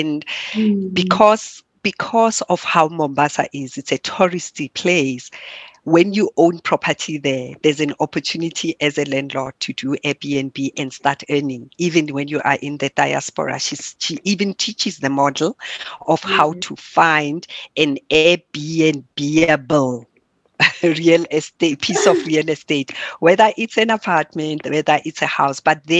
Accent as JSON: {"language": "English", "country": "South Africa", "said": "I really found that fascinating as a South African."}